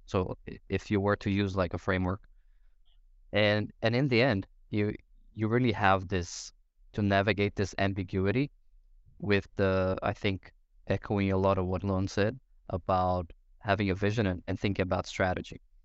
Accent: Brazil; moved away as an adult; now in Denmark; I'm originally from Brazil. Been here in Denmark for maybe nine or ten years.

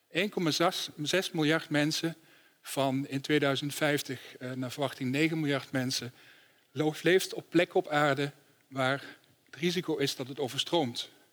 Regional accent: Netherlands; als Nederlanders

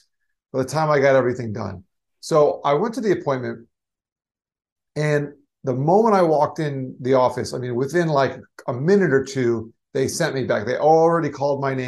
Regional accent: South Florida, United States; also born or lived in New York; I grew up in South Florida, but I wanted to go back to New York that's actually where I was born

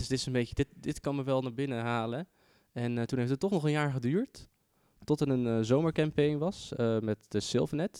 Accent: Zeeland, Netherlands; moved away; ik kom uit Zeeland origineel

